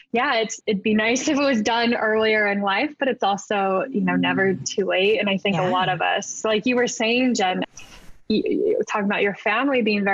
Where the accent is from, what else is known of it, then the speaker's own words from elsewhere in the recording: Berkeley, California, United States; moved away as an adult; also born or lived in Irvine, California; now in New York, United States; I grew up in Berkeley